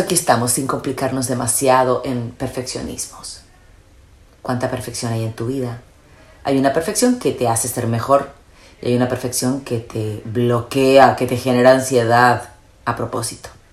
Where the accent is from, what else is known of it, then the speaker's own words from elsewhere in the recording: Chile; moved away; also born or lived in Spain; soy chilena